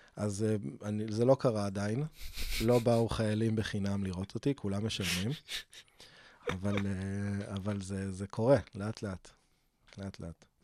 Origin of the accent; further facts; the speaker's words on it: Rishon LeZion, Central District, Israel; also born or lived in Beersheba / Eilat; now in Holon, Israel; חזרנו לבאר שבע לכיתות א'-ב', ועברנו לראשון ב-88, ב- אה, שם התחלתי ג' ו- ואז אה, רשל"צי עד, עד גיל 27